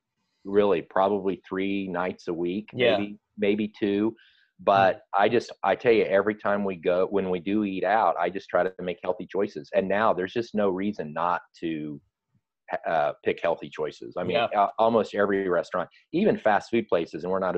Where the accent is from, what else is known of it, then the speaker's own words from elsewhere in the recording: Kansas, United States; I ate a lot of red meat when I was a kid growing up in Kansas